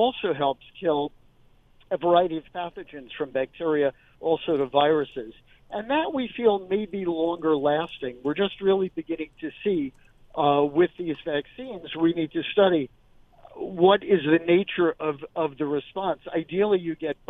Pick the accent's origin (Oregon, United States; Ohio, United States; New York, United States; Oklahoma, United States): New York, United States; New York City; I too am a native New Yorker, born and raised on the Upper West Side.